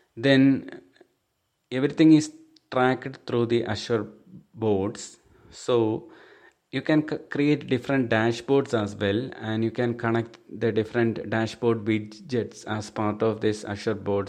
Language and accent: English; Thiruvananthapuram, Kerala, India; I'm from Thiruvananthapuram, Kerala state